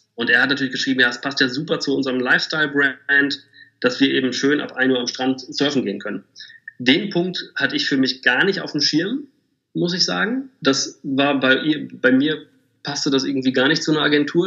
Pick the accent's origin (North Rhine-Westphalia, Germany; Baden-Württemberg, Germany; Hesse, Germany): North Rhine-Westphalia, Germany; Bielefeld; erstmal bin ich geborener Bielefelder